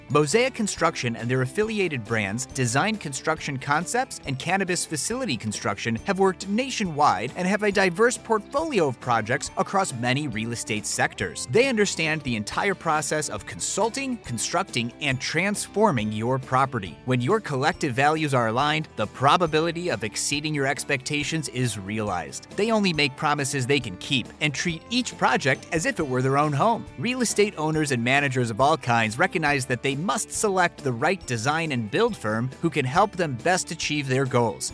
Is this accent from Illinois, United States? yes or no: yes; Buffalo Grove, Illinois, United States; moved away as an adult; now in Deerfield, United States; I'm from Buffalo Grove